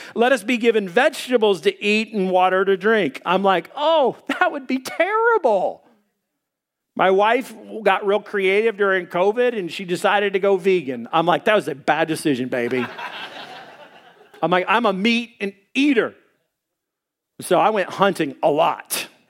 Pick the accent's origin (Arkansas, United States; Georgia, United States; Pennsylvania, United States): Arkansas, United States; I'm from Arkansas